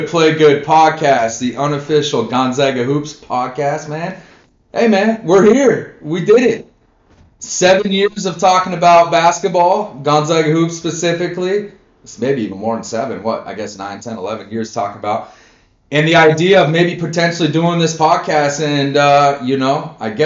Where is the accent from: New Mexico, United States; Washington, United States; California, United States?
Washington, United States; Spokane; now in Minnesota, United States; I'm originally from Spokane, Washington